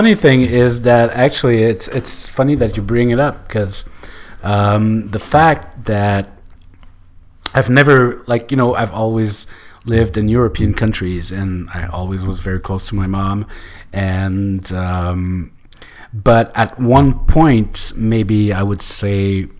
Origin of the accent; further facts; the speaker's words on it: Canada; Yeah, but I'm not French, so I mean, I'm Canadian, so...